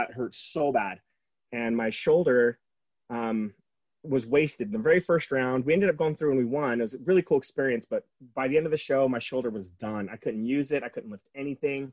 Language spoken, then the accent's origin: English; San Diego, California, United States; now in Utah, United States; I grew up in San Diego